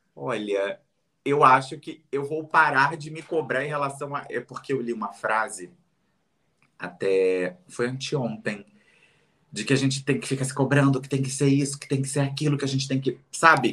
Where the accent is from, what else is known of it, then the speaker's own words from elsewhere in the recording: Rio de Janeiro, Brazil; Realengo, na cidade onde eu fui criado. Eh, na cidade, não, perdão, no bairro que eu fui criado.